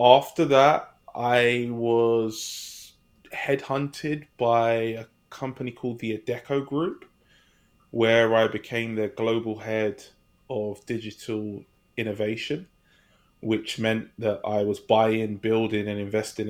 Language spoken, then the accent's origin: English; London, United Kingdom; moved away as an adult; now in California, United States; I'm from a place in England called London that many of you may have heard of. I currently reside in California.